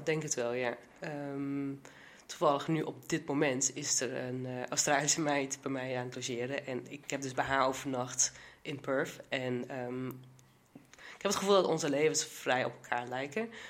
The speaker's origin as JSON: {"language": "Dutch", "area": "Achterhoek", "region": "Gelderland", "country": "Netherlands", "tie": "born or raised there", "said": "ik kom dus uit de Achterhoek"}